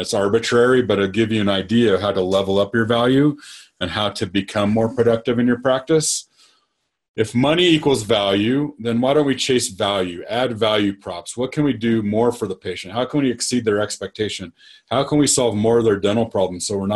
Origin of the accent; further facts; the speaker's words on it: Nebraska, United States; I grew up in Nebraska